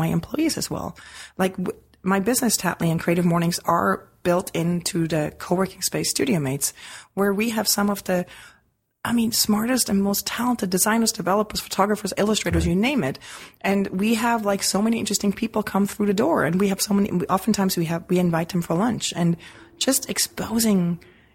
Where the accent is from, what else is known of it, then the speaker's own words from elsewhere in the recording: Switzerland; moved away; as a kid growing up in Switzerland